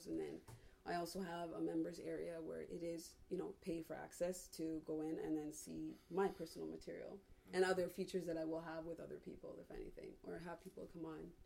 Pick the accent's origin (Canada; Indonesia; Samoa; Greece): Canada; Toronto, Ontario; I'm from Toronto